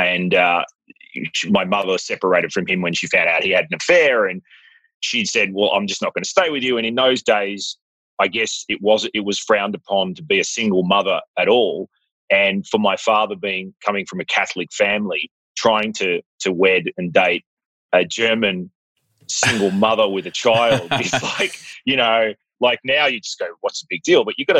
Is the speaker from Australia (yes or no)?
yes; Melbourne, Victoria, Australia; born there; Yes, I was born in Melbourne, actually.